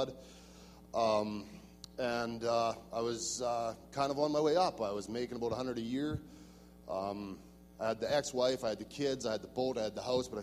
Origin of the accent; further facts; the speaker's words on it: Saskatchewan, Canada; I'm from Saskatchewan, southwest corner.